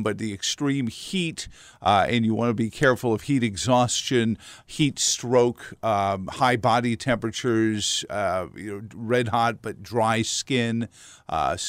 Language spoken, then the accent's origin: English; New York City, New York, United States; now in Fluvanna County, United States; I grew up in Queens